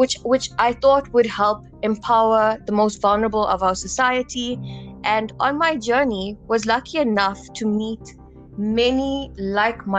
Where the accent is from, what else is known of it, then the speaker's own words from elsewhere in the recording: South Africa; I am a South African